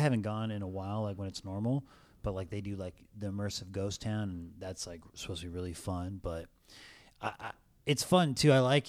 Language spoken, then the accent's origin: English; Rancho Cucamonga, California, United States; Yeah, I grew up in Rancho.